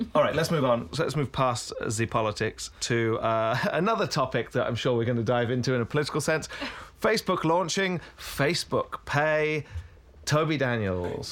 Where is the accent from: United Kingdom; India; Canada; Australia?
United Kingdom; now in United States; I'm British